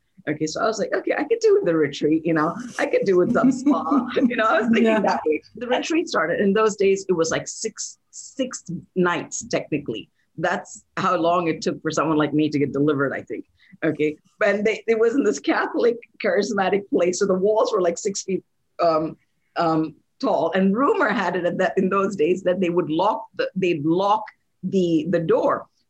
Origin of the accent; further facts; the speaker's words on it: India; born there; also born or lived in Saudi Arabia; I'm born in India. I'm from India, and technically, you know, India is a Hindu nation. I was raised in Saudi Arabia.